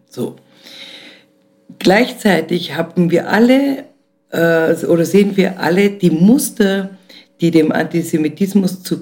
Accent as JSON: {"language": "German", "region": "Vienna", "country": "Austria", "tie": "born or raised there", "also_born_or_lived": "East Germany", "said": "ich bin ja selber zwar in der DDR geboren, hier aufgewachsen"}